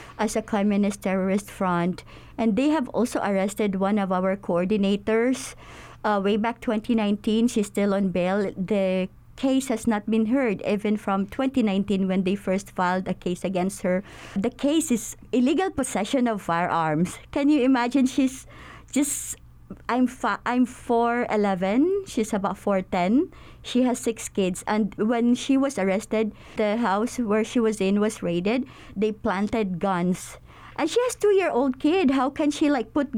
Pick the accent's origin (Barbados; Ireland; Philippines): Philippines; we're overseas Filipino workers